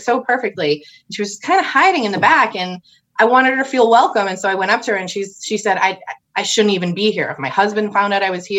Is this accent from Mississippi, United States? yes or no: no; Holden, Massachusetts, United States; I grew up right outside of Worcester in a little town called Holden, about halfway between downtown Worcester and Wachusett Mountain.